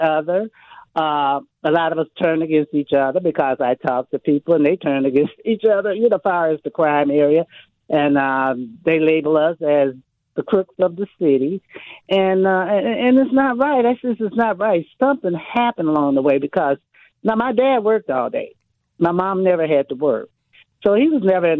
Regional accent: Milwaukee, Wisconsin, United States; I grew up in Milwaukee, Wisconsin, went to school here, elementary and everything.

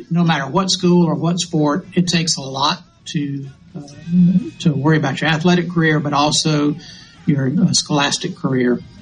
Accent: Hattiesburg, Mississippi, United States; I'm a native Mississippian. I was born in the Delta and grew up in uh, all my life, mostly in Hattiesburg

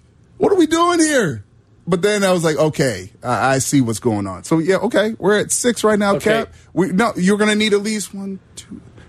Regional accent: Chicago, Illinois, United States; I'm from Chicago

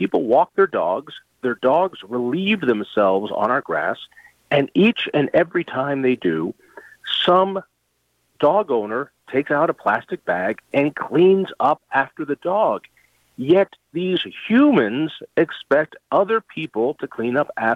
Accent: Colorado, United States; I grew up in Colorado, and it's just such a beautiful place.

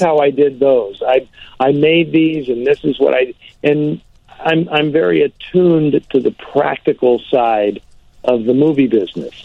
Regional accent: San Francisco, California, United States; San Francisco, which is my hometown

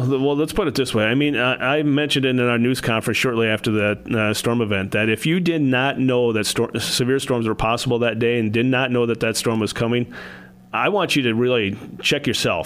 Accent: Adrian, Minnesota, United States; also born or lived in Wisconsin; I grew up in Adrian, Minnesota.

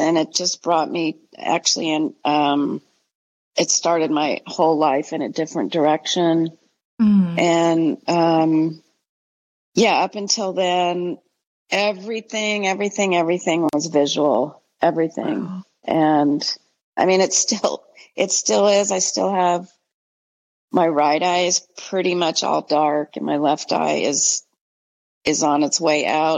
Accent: San Francisco, California, United States; also born or lived in Alaska; I grew up in the Bay Area, San Francisco

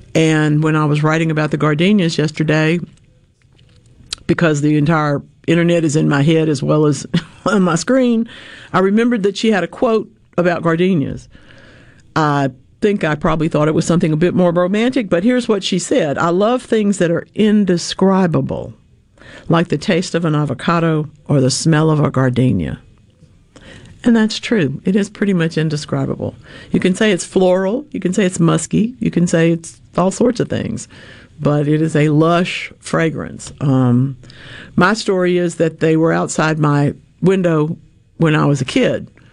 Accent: Louisiana, United States; born or raised there

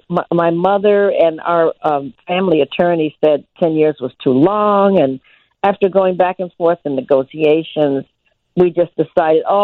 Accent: Detroit, Michigan, United States; Detroit, which is my hometown where I was born and reared

